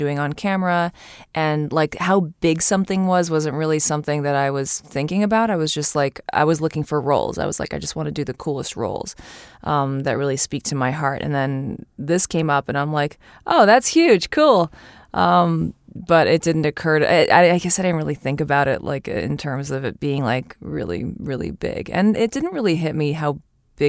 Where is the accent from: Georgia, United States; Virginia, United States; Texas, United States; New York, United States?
New York, United States; as a New Yorker